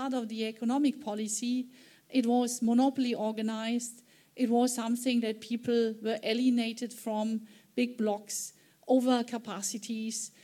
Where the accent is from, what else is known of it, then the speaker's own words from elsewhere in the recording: Germany; my home country, Germany